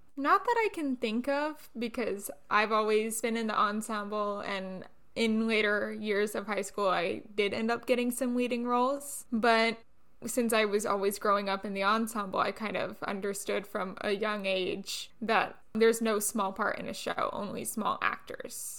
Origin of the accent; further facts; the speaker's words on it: Orlando, Florida, United States; I'm from the Orlando area, so a lot of Broadway tours would come through my area, and I got to see Wicked when I was eight years old